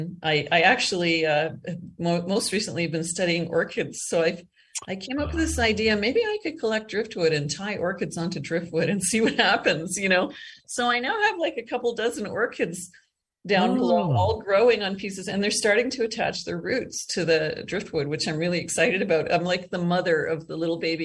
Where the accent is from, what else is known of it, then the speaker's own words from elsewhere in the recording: Eastern Canada, Canada; also born or lived in Calgary, Alberta, Canada; now in Costa Rica; I grew up in Eastern Canada, and then I moved out west and lived in Calgary for almost 30 years